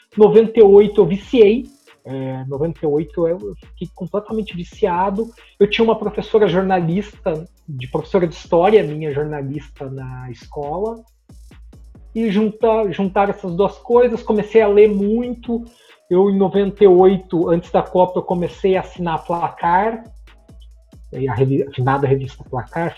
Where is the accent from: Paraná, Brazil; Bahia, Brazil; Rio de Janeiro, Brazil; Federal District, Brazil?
Paraná, Brazil; Bela Vista do Paraíso; Eu sou de uma cidadezinha do interior do Paraná, que chama Bela Vista do Paraíso